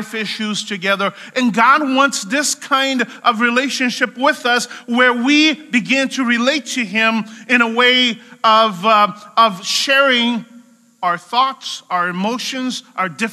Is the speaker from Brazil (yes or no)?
yes; Brazil; I'm from Brazil, so Brazilians are very good at doing barbecue.